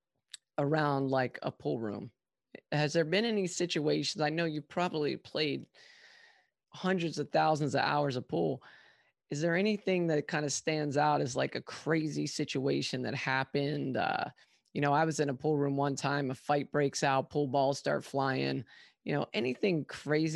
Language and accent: English; Maryland, United States; now in Arizona, United States; I went to high school with back in Maryland